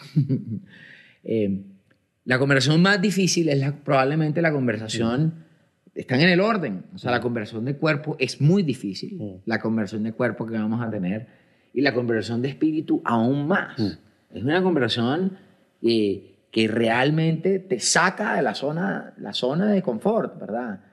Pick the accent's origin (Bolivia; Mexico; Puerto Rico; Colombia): Colombia; soy un hombre colombiano, tengo 49 años